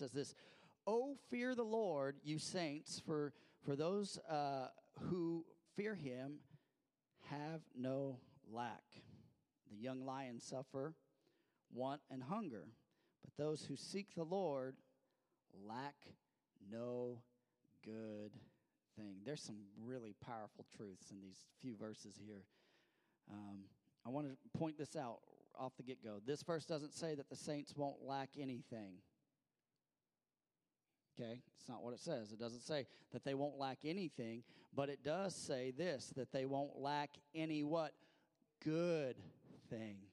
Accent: Missouri, United States; I'm from Missouri

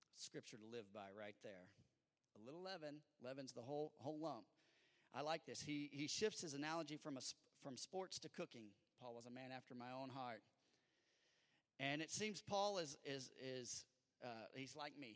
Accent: California, United States; now in Bedford; I'm from California

